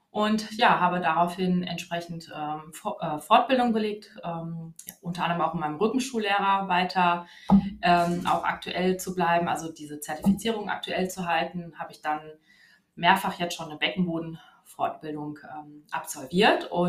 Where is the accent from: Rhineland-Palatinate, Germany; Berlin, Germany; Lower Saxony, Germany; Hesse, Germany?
Hesse, Germany; Wiesbaden; Und ja, ich komme aus Wiesbaden und arbeite im Standort äh, Wiesbaden-Nordenstadt.